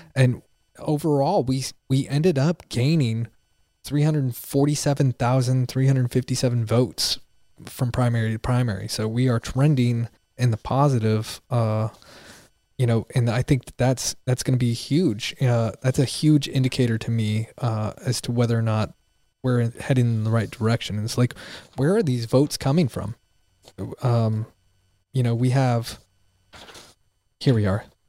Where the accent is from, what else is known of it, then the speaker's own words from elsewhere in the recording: Pennsylvania, United States; also born or lived in Montgomery County, Texas; now in Texas, United States; I'm from Pennsylvania.